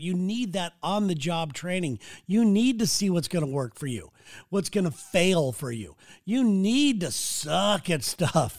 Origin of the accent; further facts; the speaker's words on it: Santa Ana, California, United States; growing up in Santa Ana, California